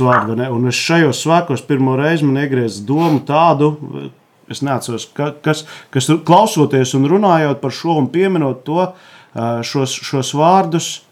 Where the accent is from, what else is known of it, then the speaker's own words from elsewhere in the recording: Jēkabpils, Latvia; Es no Jēkabpils, tur ir Kruspils.